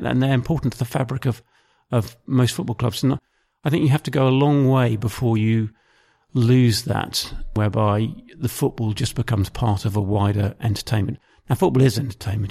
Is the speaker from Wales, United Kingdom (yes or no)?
no; Maidenhead, South East England, United Kingdom; I grew up in, uh, Maidenhead, which is in, um, south of England